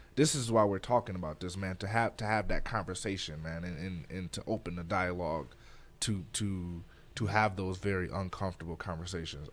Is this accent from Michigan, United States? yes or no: yes; Detroit, Michigan, United States; moved away; also born or lived in Flint, Michigan; I'm from Detroit, Michigan. Um, I spent part of my life in Detroit, and I spent a couple years in Flint, Michigan